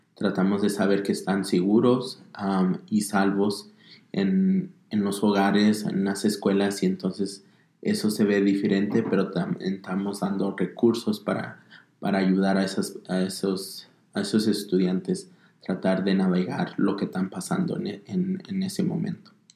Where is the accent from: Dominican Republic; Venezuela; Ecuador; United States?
United States; Denver, Colorado; also born or lived in Zacatecas, Mexico; nací en Zacatecas, México, mi familia es de allá. Ah, crecí aquí en Estados Unidos, aquí en lo que es Denver, Colorado